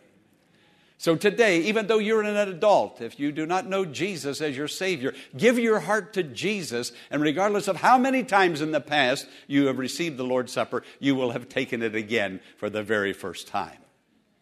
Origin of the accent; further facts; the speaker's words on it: Western Pennsylvania, United States; When I was a small boy growing up in Western Pennsylvania